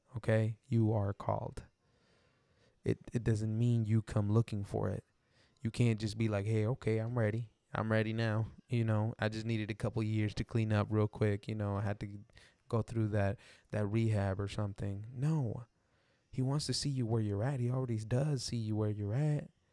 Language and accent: English; Texas, United States; I'm from, like, Texas, and I grew up in the Mexican culture